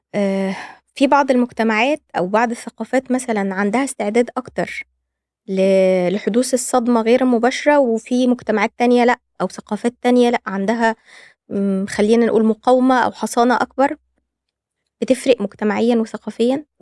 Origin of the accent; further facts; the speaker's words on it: Egypt; عندنا في مصر